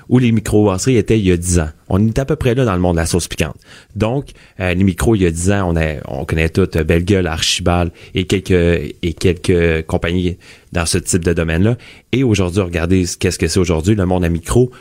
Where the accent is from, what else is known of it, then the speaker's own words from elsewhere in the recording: Quebec, Canada; On est des Québécois, euh, notre usine est ici à Québec